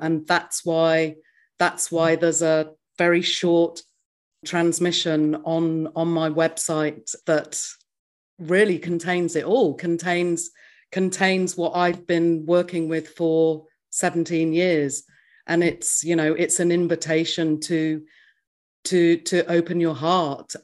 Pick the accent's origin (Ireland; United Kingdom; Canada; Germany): United Kingdom; England; moved away as an adult; now in New Zealand; I grew up in England, and then at the age of thirty-three, I moved to New Zealand